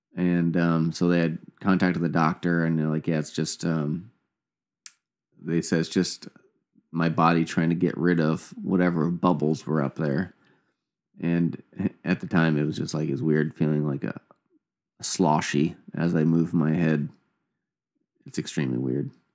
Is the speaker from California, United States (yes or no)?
no; Indiana, United States; also born or lived in Canada; me and my brother, mom and dad, and they moved, uh, moved down to Indiana when I was probably, like, a couple years old.